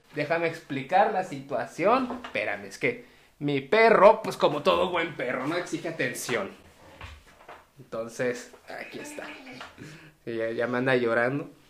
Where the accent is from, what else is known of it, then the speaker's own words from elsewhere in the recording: Tabasco, Mexico; yo soy tabasqueño